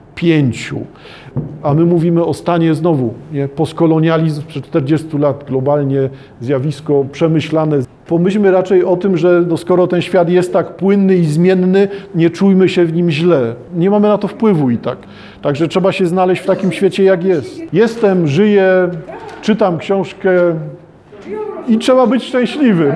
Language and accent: Polish; Poland; w Polsce nie widać, że wszyscy wywodzimy się z chłopów